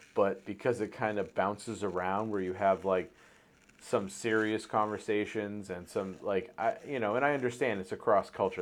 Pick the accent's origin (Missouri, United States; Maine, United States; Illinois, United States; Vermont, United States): Maine, United States; growing up on the East Coast, growing up in Maine